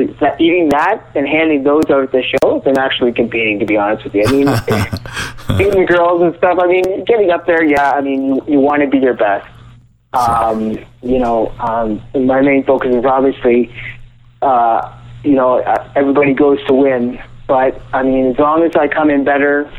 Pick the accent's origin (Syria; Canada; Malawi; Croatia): Canada; I'm in Canada right now. I'm from Canada